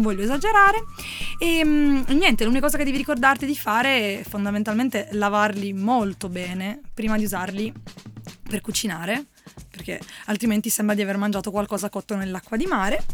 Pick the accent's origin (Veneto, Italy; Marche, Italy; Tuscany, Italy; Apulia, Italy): Apulia, Italy; io e Valerio sappiatelo siamo pugliesi